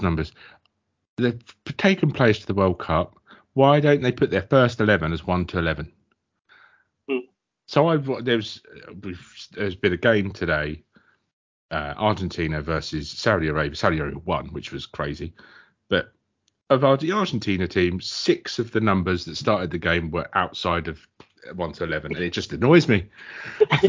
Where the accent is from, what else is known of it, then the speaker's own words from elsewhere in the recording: Kent, South East England, United Kingdom; I am from Kent. If you went any more southerly than where I'm from, you'd be swimming in the Channel